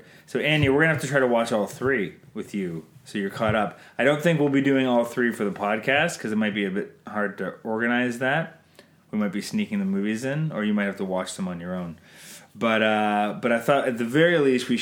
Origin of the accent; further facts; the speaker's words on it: Canada; I'm Canadian filmmaker